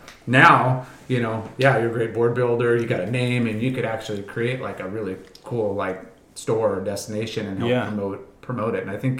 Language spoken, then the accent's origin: English; Huntington Beach, California, United States; I grew up here in Huntington